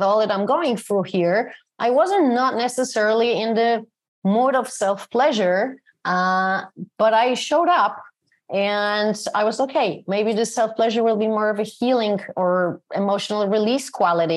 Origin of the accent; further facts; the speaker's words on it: Poland; moved away; my hometown. I moved out of here more than 30 years ago. It's a town in Poland